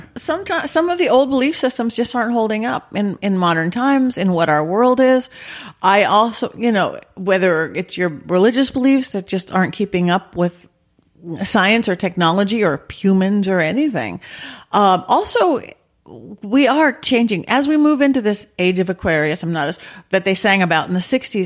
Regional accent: Lakewood, California, United States; I grew up um in Lakewood by Long Beach. Okay. Southern California, suburban Southern California

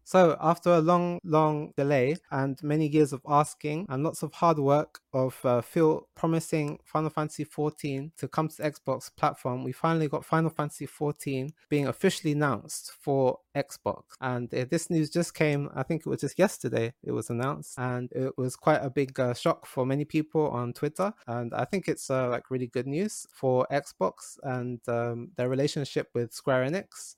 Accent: London, United Kingdom; now in Japan; I grew up in London

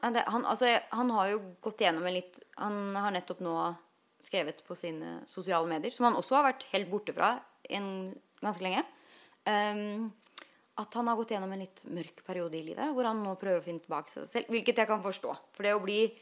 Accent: Norway; moved away as an adult; now in Los Angeles, United States; når nordmenn flytter til LA, så ender vi opp med å bli

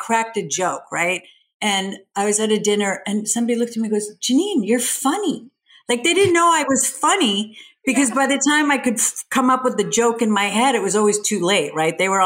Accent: Sweden; now in United States; I grew up in Sweden. So I grew up in a very different culture

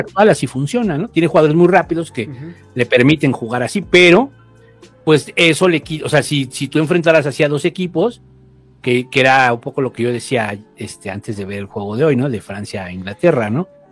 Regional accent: Mexico

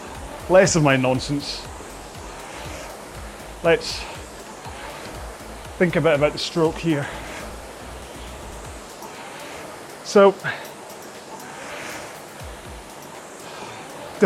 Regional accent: Scotland, United Kingdom; accent: Scottish; my wee Scottish accent

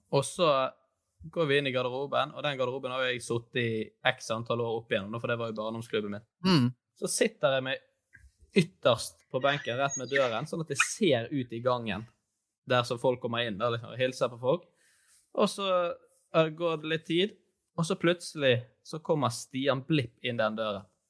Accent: Bergen, Vestland, Norway; Jeg er født og oppvokst i Fyllingsdalen

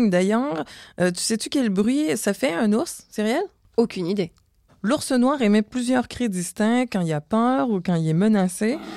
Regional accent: Montreal, Quebec, Canada; je viens de Montréal.

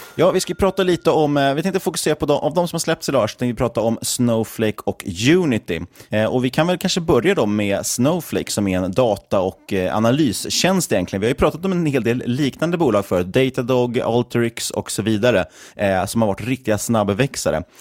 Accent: Sweden; som svensk småsparare

